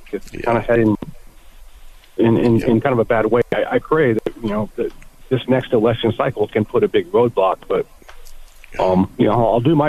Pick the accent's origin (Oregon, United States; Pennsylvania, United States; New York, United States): Oregon, United States; I grew up just a stone's throw away from you on the Oregon side from where you're at.